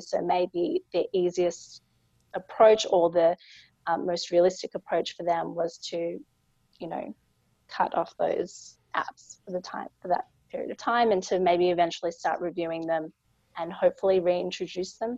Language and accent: English; Australia; I'm a lawyer from Australia